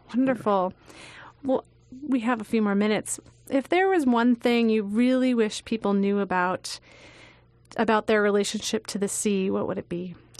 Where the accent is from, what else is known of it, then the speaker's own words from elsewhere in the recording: Long Island, New York, United States; I grew up on Long Island